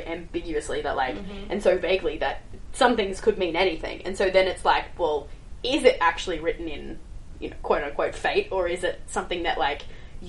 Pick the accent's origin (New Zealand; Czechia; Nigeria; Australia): Australia